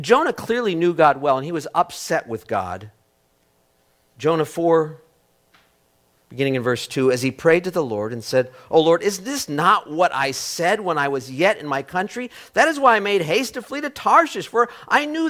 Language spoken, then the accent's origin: English; United States; I'm an American